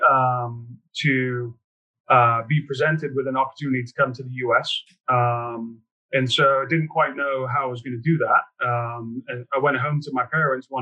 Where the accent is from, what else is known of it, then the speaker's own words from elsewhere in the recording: just outside of Liverpool, North West England, United Kingdom; now in United States; I grew up just outside of Liverpool. I was 15 minutes outside of Liverpool. Grew up in a small farming town